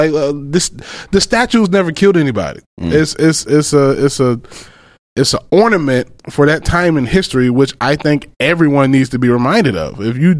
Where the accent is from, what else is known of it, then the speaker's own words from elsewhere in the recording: Macon, Georgia, United States; moved away; also born or lived in Florida; I grew up in Macon, Georgia.